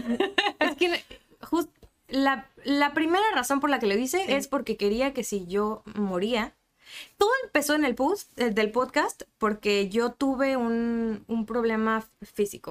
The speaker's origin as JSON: {"language": "Spanish", "region": "Mexico City", "country": "Mexico", "moved": "yes", "lives_now": "Tijuana, Mexico", "said": "Yo soy de la Ciudad de México"}